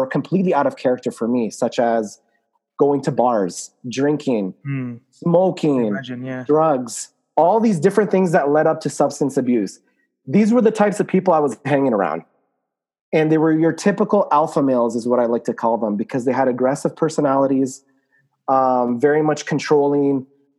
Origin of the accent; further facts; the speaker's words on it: Lebanon; I'm from Lebanon, so they would say things like, oh, does your country have electricity down there?